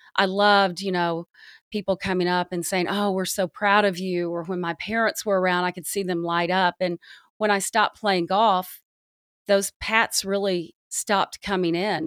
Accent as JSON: {"language": "English", "region": "the South", "country": "United States", "tie": "born or raised there", "said": "I grew up in the South"}